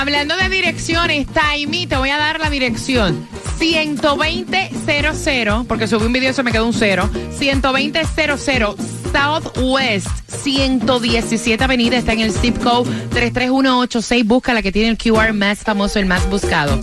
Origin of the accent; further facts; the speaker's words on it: Cuba; soy cubana